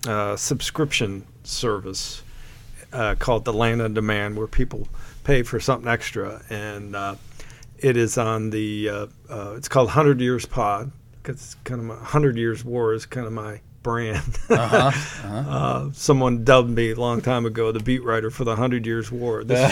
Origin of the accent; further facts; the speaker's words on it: Cleveland, Ohio, United States; I'm a Cleveland native